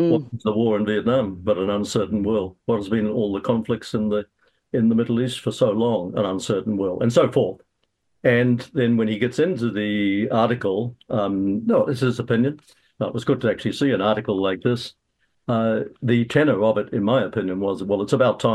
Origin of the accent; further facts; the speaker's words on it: Australia; now in New Zealand; I'm born in Australia